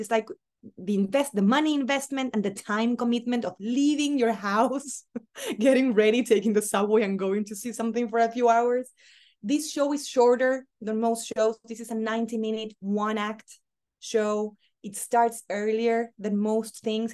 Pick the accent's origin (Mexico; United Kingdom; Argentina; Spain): Argentina; accent: very Argentinian; moved away as an adult; now in New York, United States; I'm an Argentinian who left Argentina a long time ago